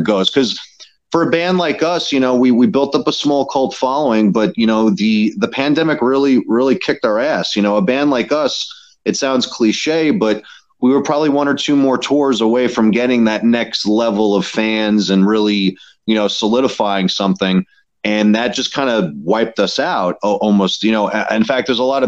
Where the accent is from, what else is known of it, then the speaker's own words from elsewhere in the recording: New York City, New York, United States; I'm from Queens, and that was kind of like our hometown spot